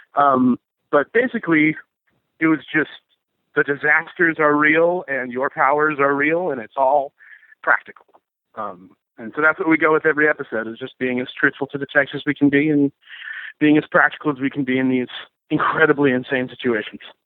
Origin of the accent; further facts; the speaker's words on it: Southern California, United States; growing up in Southern California